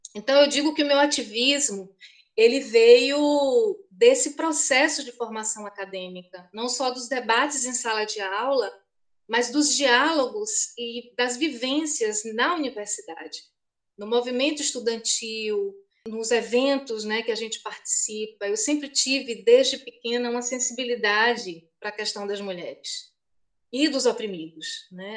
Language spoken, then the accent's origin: Portuguese; Feira de Santana, Bahia, Brazil; Eu nasci em Feira de Santana há 50 anos